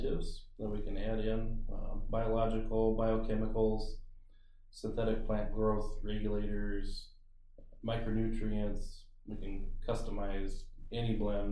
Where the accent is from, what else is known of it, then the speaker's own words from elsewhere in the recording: Thompson, Iowa, United States; now in Buffalo Center, United States; I grew up in Thompson, Iowa